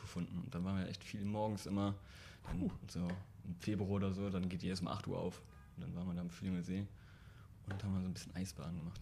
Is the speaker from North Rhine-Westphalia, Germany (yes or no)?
yes; Gummersbach, North Rhine-Westphalia, Germany; ich komme hier aus der Ecke von Köln, also aus Gummersbach